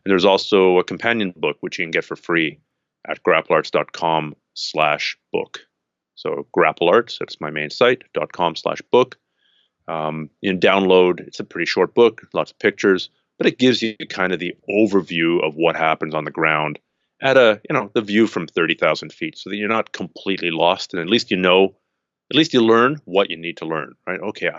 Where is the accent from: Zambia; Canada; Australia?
Canada; I'm Canadian.